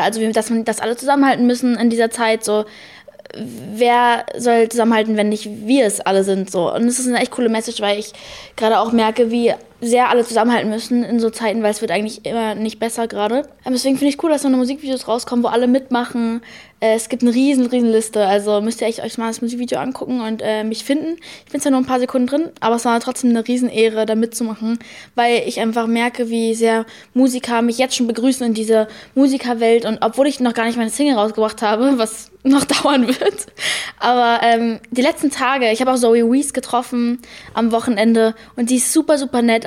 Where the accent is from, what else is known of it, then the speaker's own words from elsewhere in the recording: United States; ich bin Amerikanerin.